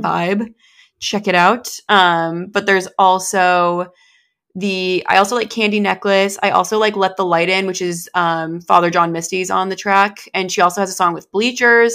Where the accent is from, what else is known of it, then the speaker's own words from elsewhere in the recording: New Hampshire, United States; moved away; New Hampshire